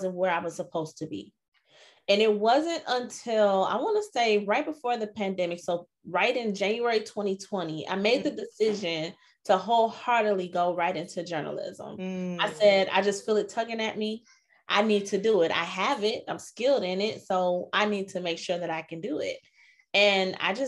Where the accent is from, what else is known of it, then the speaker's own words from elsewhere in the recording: Chicago, Illinois, United States; moved away as an adult; now in Arizona, United States; I'm originally from Chicago, but currently I reside in Arizona. I've been out here for a while, like 15 years